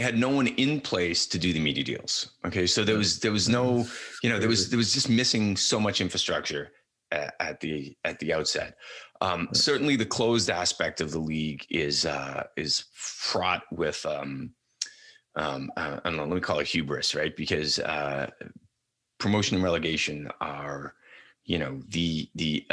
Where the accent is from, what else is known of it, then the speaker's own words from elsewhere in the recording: United States; as an American